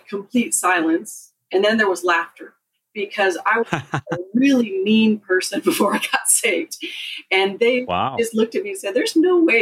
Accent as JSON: {"language": "English", "region": "Pacific Northwest", "country": "United States", "tie": "born or raised there", "also_born_or_lived": "Southern California", "said": "I was born in Southern California and then raised in the Pacific Northwest"}